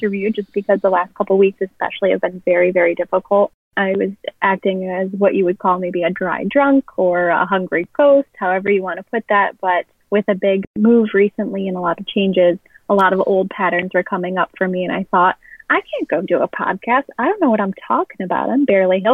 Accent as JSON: {"language": "English", "region": "Midwest", "country": "United States", "tie": "born or raised there", "lives_now": "Chicago, United States", "said": "I grew up in the Midwest. I'm currently living in Chicago."}